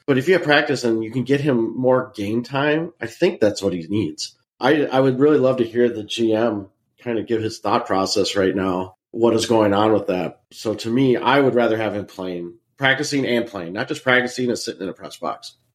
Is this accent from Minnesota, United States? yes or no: yes; Minnesota, United States; growing up in Minnesota watching the North Stars